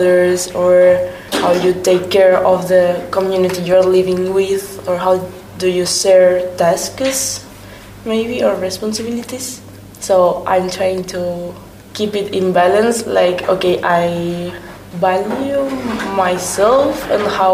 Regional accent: Spain; English is a second language; moved away as an adult; now in Hungary; I'm from Spain

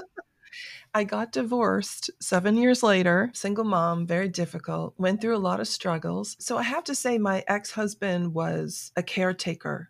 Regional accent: South Florida, United States; moved away as an adult; also born or lived in New York City; now in Atlanta, United States; I was raised in South Florida

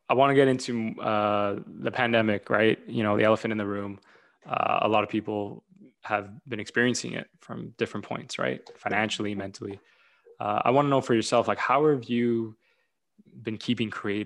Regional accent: Toronto, Ontario, Canada; I come from Toronto

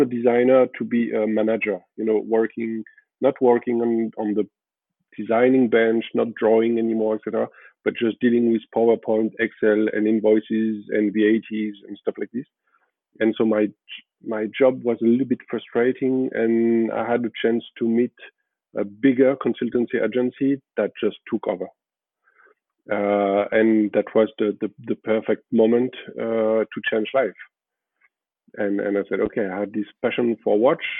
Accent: Paris, Île-de-France, France; I was born and raised in Paris, in France.

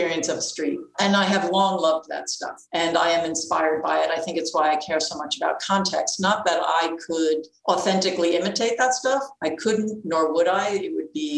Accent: New York City, New York, United States; I grew up in Queens

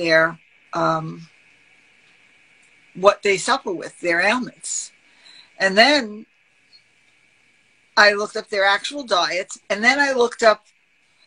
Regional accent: New York City, New York, United States; I'm from Brooklyn.

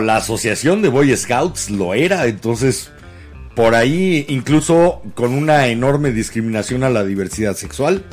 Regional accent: Mexico City, Mexico; De la Ciudad de México somos capitalinos, no chilangos

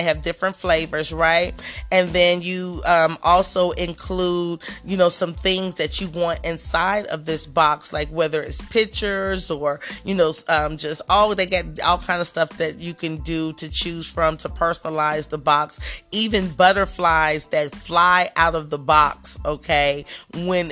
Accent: Dayton, Ohio, United States; my hometown businesses, and I love to see my community doing big things and people that I may have known or went to school

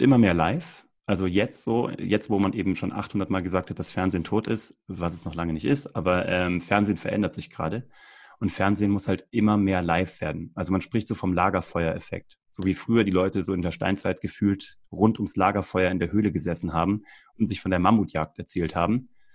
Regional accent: Kassel, Hesse, Germany; moved away as an adult; also born or lived in Cologne; im offenen Kanal Kassel, wo ich herkomme

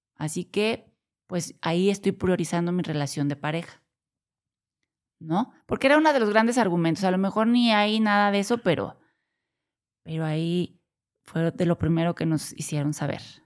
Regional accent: Mexico; also born or lived in Corregidora, Querétaro; Somos de México y vivimos en, Querétaro, corregidora Querétaro.

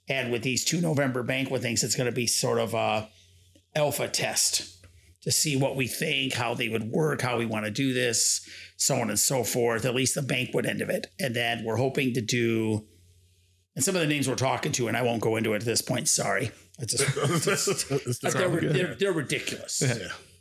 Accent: Muskegon, Michigan, United States; now in Hopkins, United States; I was born and raised in Muskegon

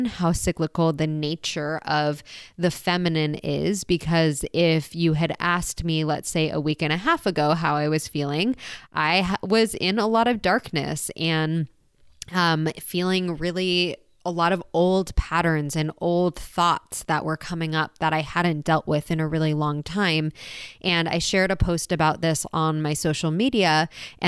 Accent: San Diego, California, United States; moved away; I just got back to my hometown, San Diego.

